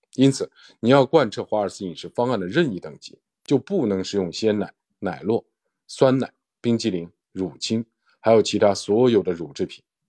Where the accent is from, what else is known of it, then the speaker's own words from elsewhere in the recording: China; 对我们中国人来说